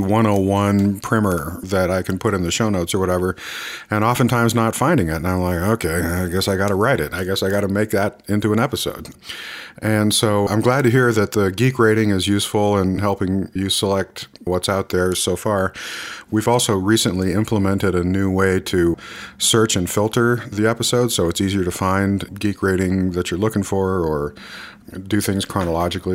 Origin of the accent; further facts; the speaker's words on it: United States; I'm an American man